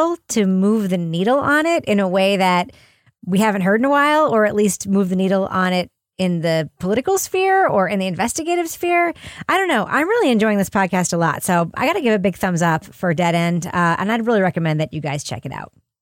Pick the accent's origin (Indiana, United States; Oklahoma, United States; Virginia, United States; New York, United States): New York, United States; Long Island; I'm from Long Island